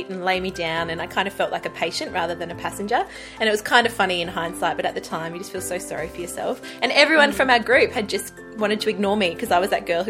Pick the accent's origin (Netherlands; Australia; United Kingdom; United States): Australia; Gold Coast, Queensland; moved away as an adult; now in Perth, Australia; I grew up on the Gold Coast. We moved here when I was 3 years old